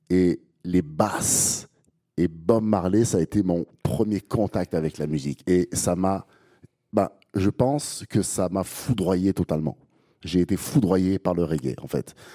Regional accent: Guadeloupe, France; also born or lived in Metropolitan France; Euh, je suis, je suis né en France métropolitaine, mais j'ai grandi en Guadeloupe.

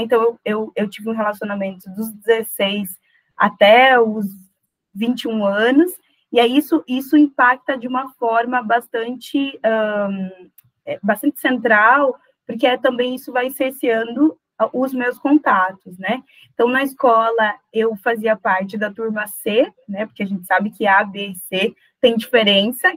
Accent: South Region, Brazil; also born or lived in Paraná / Santa Catarina; Moro no Sul. É, sou nascida no Sul, né, criada no Sul

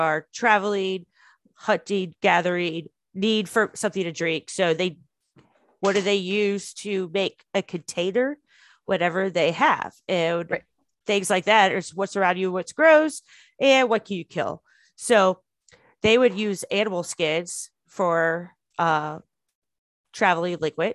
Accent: United States; I'm American

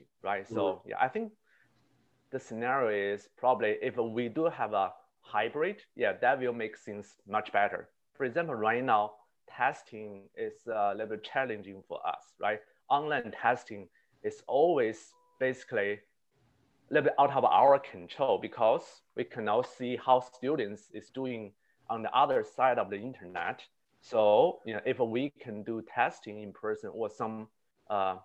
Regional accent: Beijing, China; moved away as an adult; also born or lived in Connecticut; now in United States; I was born in the capital of China, Beijing

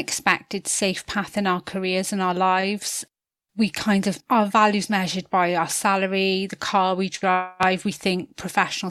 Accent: Newport, Wales, United Kingdom; I grew up in Newport in South Wales.

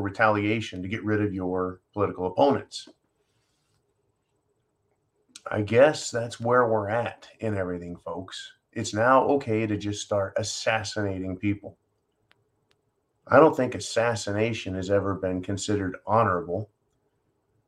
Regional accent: United States; as an American young man

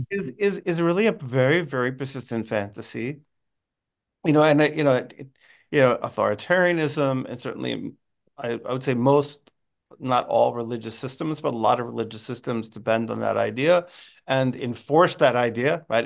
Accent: United States; being an American

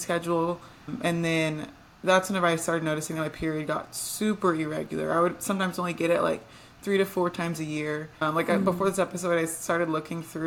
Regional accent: Texas, United States; also born or lived in Atlanta; I'm from Texas

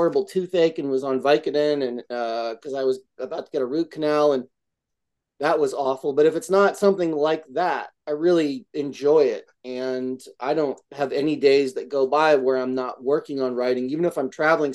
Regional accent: Albany, New York, United States; moved away; my hometown, Albany, New York, upstate

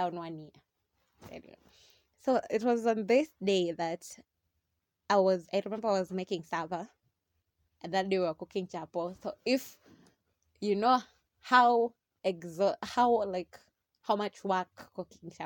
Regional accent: Mombasa, Mombasa County, Kenya; I'm Kenyan

